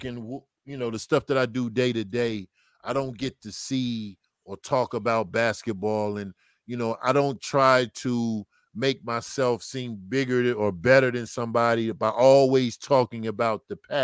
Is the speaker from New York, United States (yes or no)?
no; Memphis, Tennessee, United States; moved away; also born or lived in New Jersey; I'm from Memphis. So all my family's at the game